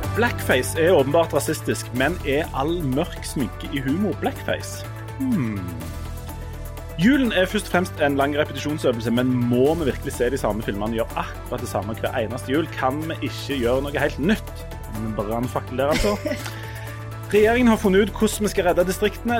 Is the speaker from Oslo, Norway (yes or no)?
no; Hommersåk, Rogaland, Norway; now in Stavanger, Norway; jeg kommer jo fra Hummersåk